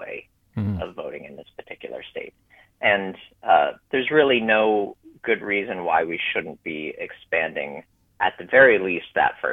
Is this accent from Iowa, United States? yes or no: no; Texas, United States; also born or lived in Arizona; now in Maryland, United States; I grew up in Texas